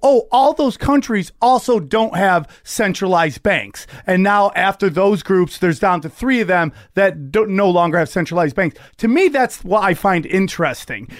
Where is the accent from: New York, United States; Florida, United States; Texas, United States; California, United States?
New York, United States; Cortland; moved away; also born or lived in Las Vegas / Los Angeles; Outside Syracuse, a place called Cortland, New York